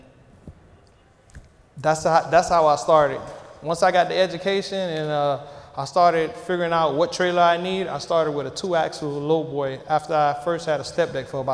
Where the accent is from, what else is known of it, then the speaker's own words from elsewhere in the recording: Miami, Florida, United States; I'm from Miami, Florida originally